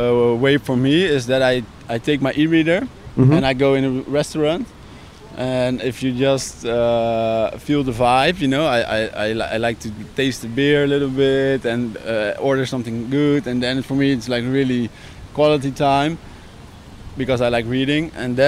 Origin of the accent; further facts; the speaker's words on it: Amsterdam, North Holland, Netherlands; I live in Amsterdam.